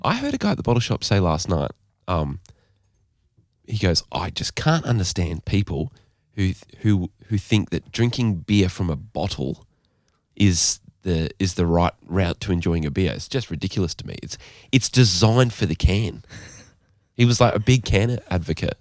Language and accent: English; Gold Coast, Queensland, Australia; also born or lived in Aberdeen, Scotland; I grew up Bogan in some ways